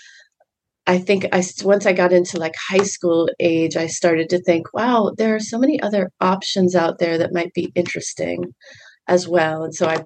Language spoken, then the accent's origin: English; Boston, Massachusetts, United States; I grew up on the South Shore of Boston.